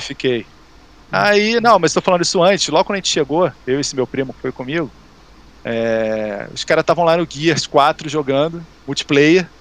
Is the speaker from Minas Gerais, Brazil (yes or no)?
no; Rio de Janeiro, Brazil; A gente é daqui do Rio